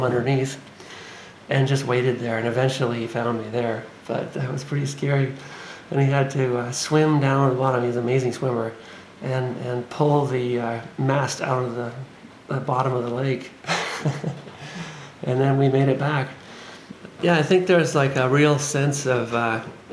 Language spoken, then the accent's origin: English; Winnipeg, Manitoba, Canada; also born or lived in Gimli, Manitoba; I grew up in the Icelandic community in Winnipeg and in Gimli